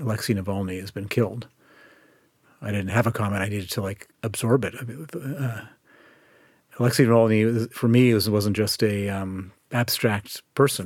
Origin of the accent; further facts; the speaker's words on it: Chicago, Illinois, United States; moved away as an adult; also born or lived in Princeton, New Jersey / Colorado; now in United Kingdom; I was born in Princeton, New Jersey. He was working at the Institute for Advanced Studies and then, um, grew up in Chicago